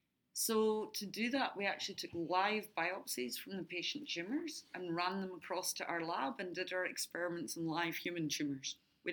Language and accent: English; Adelaide, South Australia, Australia; born there; now in Brisbane, Australia; I was only supposed to come for 2 years, but because I was born here in Adelaide, I have an Australian passport.